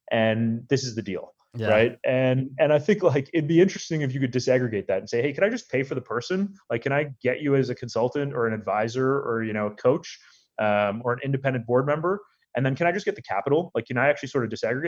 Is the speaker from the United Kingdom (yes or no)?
no; Canada; also born or lived in India / Chicago; I was born in India. My family we lived in Chicago for a couple of years and then moved to Canada when I just started school